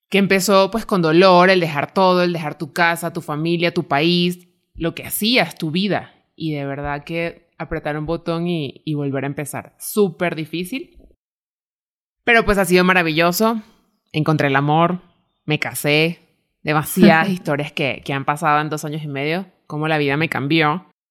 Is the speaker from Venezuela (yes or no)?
yes; Venezuela; moved away as an adult; now in Mexico City, Mexico; soy venezolana